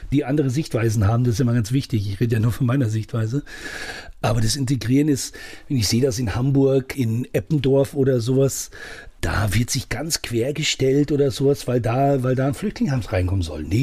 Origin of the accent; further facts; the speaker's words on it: Saudi Arabia; now in Germany; Ich bin im Ausland aufgewachsen. Und wenn ich jetzt einfach als Deutscher da drin geblieben wäre, ich hätte auch in meinem Camp bleiben können, hätte in Saudi-Arabien mein, mein Schweinefleisch essen können